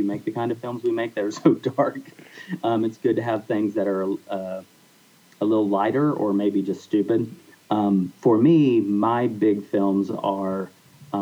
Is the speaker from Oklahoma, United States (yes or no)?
yes; Oklahoma, United States; I'm from Oklahoma and Lance is from Texas. And so we both grew up in very rural atmospheres